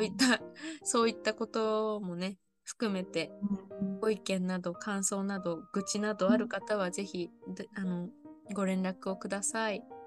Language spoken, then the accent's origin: Japanese; Niigata, Japan; moved away; 私あの今ちょっと新潟の自分の実家の地元にいるんですけれども、はい、あの帰ってきた途端やっぱりこっちの方言が出て